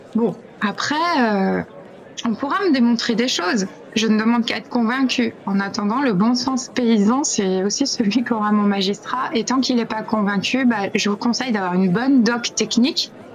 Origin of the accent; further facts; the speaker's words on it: France; chez nous, en France